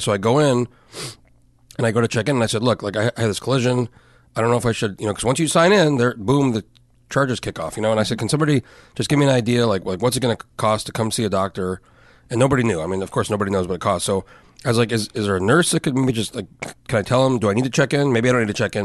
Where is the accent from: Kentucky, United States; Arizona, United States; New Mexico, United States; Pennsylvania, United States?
New Mexico, United States; moved away as an adult; I grew up in New Mexico.